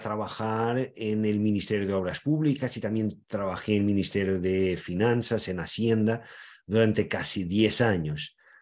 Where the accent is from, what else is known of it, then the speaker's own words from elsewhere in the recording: Portugal; yo soy portugués, tengo orígenes en varias partes de Portugal, pero también e, en España, en Galicia, en Cataluña